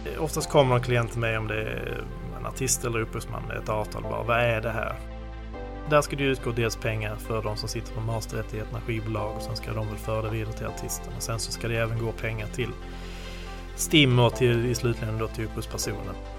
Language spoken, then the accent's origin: Swedish; Skåne, Sweden; accent: Scanian (skånska); min skånska